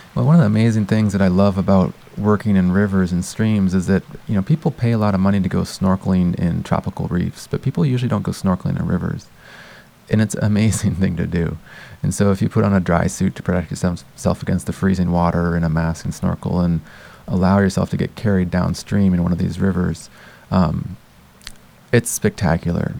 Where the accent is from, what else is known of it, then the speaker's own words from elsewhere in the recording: United States; moved away as an adult; now in Canada; Growing up in the United States